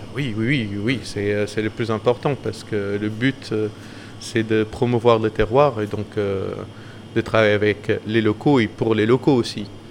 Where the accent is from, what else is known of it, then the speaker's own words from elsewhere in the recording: Madeira, Portugal; also born or lived in northern Portugal / Paris; now in Moulins-Engilbert, France; moi, je suis de Madère